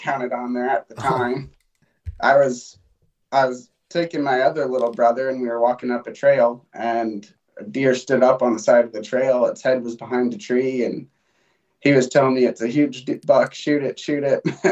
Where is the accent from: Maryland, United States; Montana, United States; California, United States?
Montana, United States; Great Falls; I'm from Great Falls, Montana.